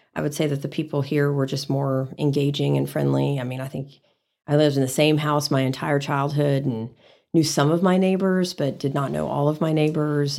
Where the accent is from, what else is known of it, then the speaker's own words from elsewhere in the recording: San Antonio, Texas, United States; also born or lived in College Station, Texas / Dallas, Texas; now in Amarillo, United States; I'm a Texas native, but I grew up in San Antonio.